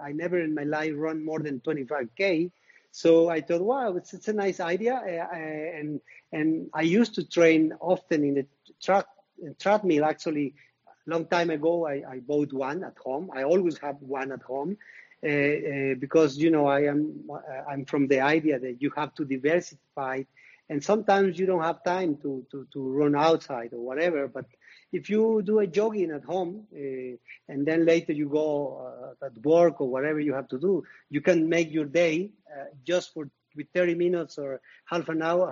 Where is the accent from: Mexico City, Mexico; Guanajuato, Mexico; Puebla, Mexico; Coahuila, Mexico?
Puebla, Mexico; Zacatlán; my hometown, Zacatlán de las Manzanas, is in the state of Puebla